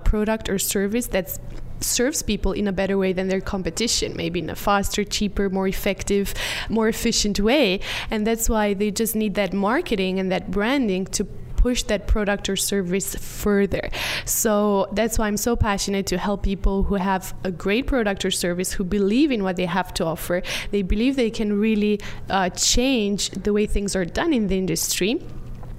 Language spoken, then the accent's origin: English; Romania; I organize live events, mainly in my home country in Romania